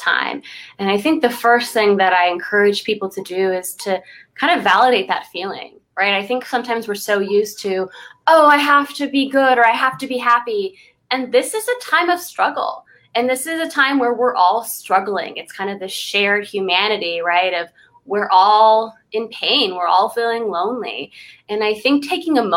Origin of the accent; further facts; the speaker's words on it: Los Angeles, California, United States; I grew up in the Valley. I lived in Sherman Oaks. I went to El Camino for high school. So I am a Valley girl